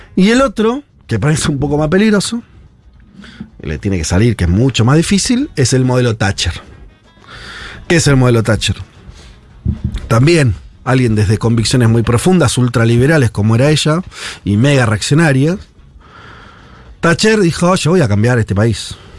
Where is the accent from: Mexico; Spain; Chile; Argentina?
Argentina